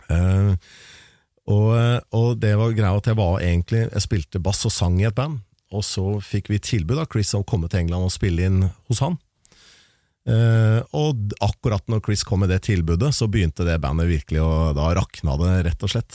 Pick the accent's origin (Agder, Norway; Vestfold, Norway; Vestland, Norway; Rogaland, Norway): Vestfold, Norway; Larvik; en lokal vinylklubb hjemme i Larvik